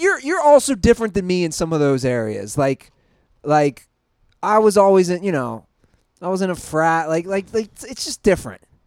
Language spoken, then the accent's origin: English; Cincinnati, Ohio, United States; I'm from Cincinnati